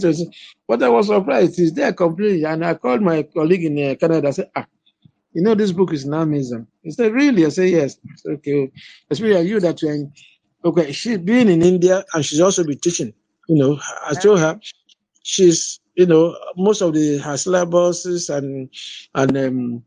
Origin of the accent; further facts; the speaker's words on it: Nigeria; I'm from Nigeria